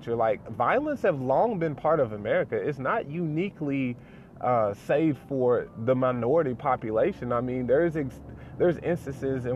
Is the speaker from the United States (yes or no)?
yes; the South, United States; my dad is a pastor, and we're from the South